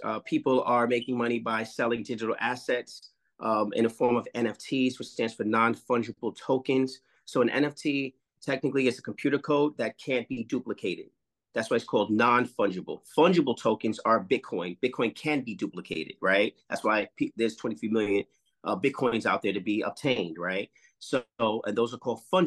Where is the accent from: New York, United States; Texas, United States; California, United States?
New York, United States; New York City; also born or lived in North Carolina / Los Angeles / India; I'm from Harlem